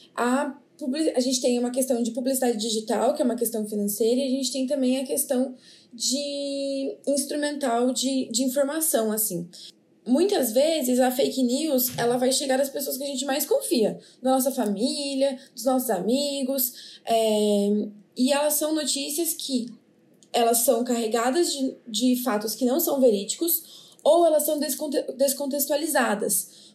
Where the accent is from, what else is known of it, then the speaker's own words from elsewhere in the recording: São Paulo, Brazil; now in Petrolina, Brazil; sou de São Paulo